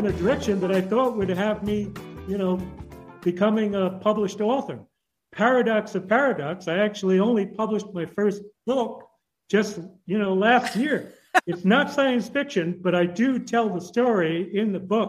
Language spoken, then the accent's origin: English; New York City, New York, United States; moved away as an adult; also born or lived in Chicago / Latin America / Peru / Nicaragua; I was growing up in Brooklyn, in South Brooklyn, and we moved to this kind of newly developed area in southeastern Brooklyn